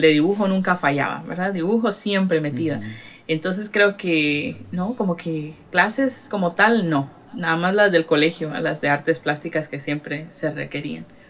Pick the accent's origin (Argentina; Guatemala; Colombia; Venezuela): Guatemala; Retalhuleu; moved away as an adult; also born or lived in Los Angeles, California, United States; now in Massachusetts, United States; yo nací aquí en Estados Unidos, pero me llevaron a Guatemala cuando cumplí los cinco años de edad. Y crecí, o sea, crecí en Guate, estudié, me gradué y ya volví a Estados Unidos hace seis años